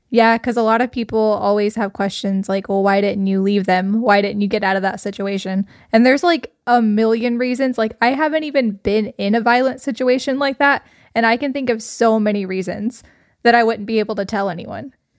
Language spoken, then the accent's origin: English; Arkansas, United States; we're actually from Arkansas. It's in the South